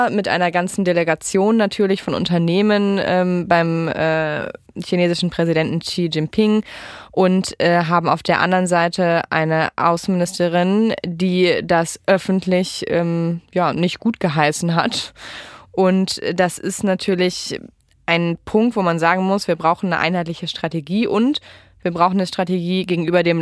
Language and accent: German; Rhineland-Palatinate, Germany; ich komme ja aus Rheinland-Pfalz